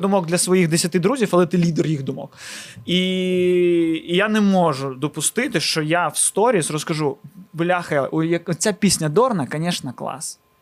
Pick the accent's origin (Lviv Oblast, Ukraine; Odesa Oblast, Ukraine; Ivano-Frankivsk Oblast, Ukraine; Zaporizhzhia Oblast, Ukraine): Odesa Oblast, Ukraine; Odesa; first language Russian; Ukrainian is a second language; я з Одеси і першу українську мову почув від людей з їх ртів, а не з телевізора у 18 років